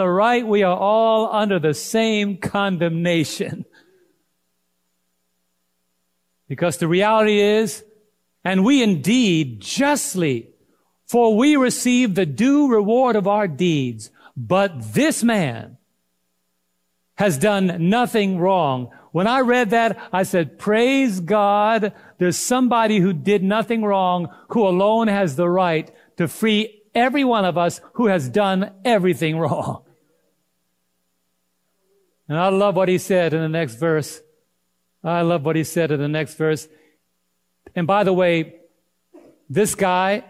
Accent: New York, United States; I'm from New York

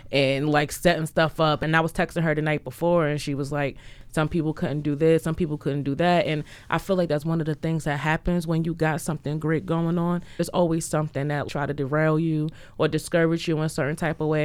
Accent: New Jersey, United States; moved away; I'm from Jersey

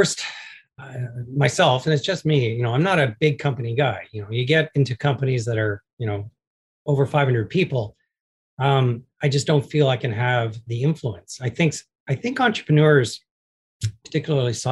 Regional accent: Canada; I'm a Canadian and I'm proud to be Canadian

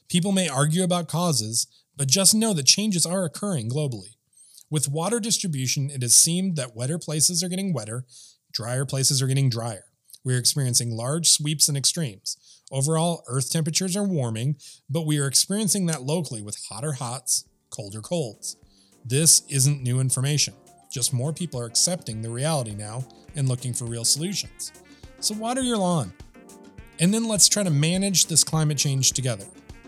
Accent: Minnesota, United States; also born or lived in Fentress County, Tennessee; now in Cookeville, United States; growing up in Minnesota and watering the lawn being something that was done on regular maintenance piece for living in a suburban housing development.

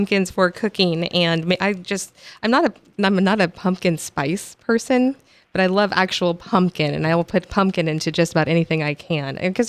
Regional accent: California, United States; moved away; I'm from California, so I'm all about the specialty crops.

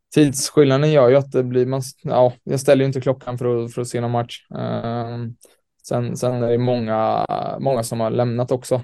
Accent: Sweden; moved away as an adult; also born or lived in New York, United States; now in Malmö, Sweden; som svensk

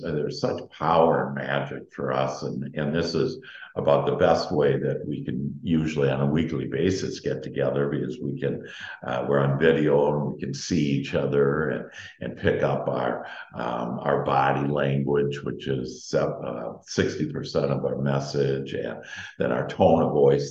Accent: Wisconsin, United States; moved away; I'm from Wisconsin, and so I've had a plenty of snow

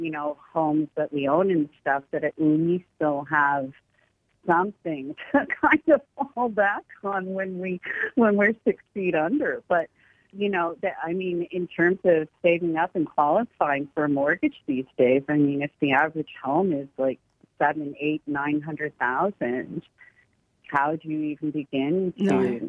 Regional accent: Canada; accent: Canadian; I'm Irish Canadian. I just got my Irish passport.

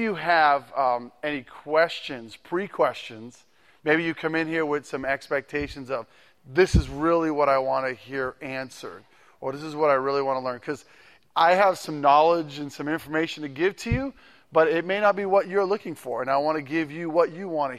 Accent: Massachusetts, United States; now in Ohio, United States; I am originally from Massachusetts. I've been gone for a while from there

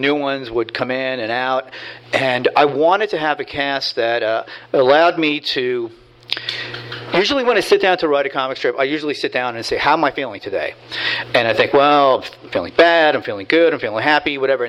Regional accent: Hoboken, New Jersey, United States; I grew up in Hoboken and in Jersey City

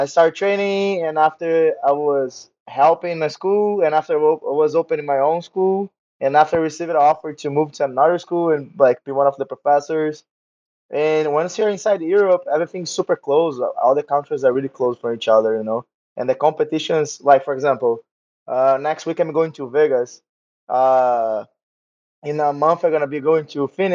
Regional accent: Rio de Janeiro, Brazil; accent: Portuguese; English is a second language; moved away as an adult; also born or lived in Hawaii / Russia / Portugal; now in McAllen, United States; I'm from Rio, from Brazil. You can see by the accent, my Portuguese accent.

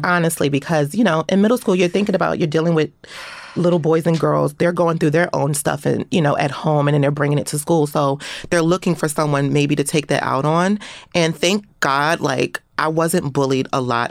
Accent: Philadelphia, Pennsylvania, United States; growing up in Philadelphia around that time period

